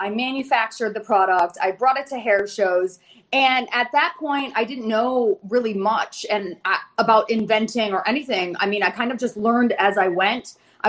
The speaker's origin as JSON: {"language": "English", "town": "Fort Lauderdale", "region": "Florida", "country": "United States", "said": "Hello, sharks. … I'm from Fort Lauderdale, Florida."}